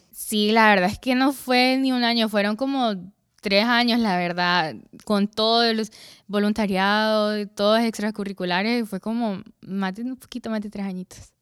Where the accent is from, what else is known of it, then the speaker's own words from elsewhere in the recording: La Lima, Cortés, Honduras; also born or lived in San Pedro Sula; Nací aquí en San Pedro Sula, pero me crié en La Lima, porque mi colegio está allá en La Lima y pues allá pasé casi toda mi vida